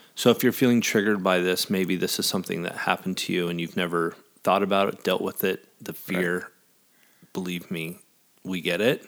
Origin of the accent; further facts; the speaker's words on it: American Falls, Idaho, United States; moved away as an adult; also born or lived in Jackson Hole, Wyoming / Arizona; We're still in Idaho, my hometown